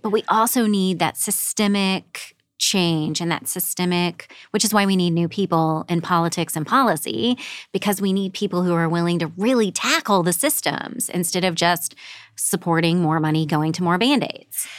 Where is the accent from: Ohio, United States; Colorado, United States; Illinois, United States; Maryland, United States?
Illinois, United States; Southern; moved away as an adult; also born or lived in Los Angeles, United States; now in Saint Louis, United States; grew up in a small rural coal mining town in Southern Illinois.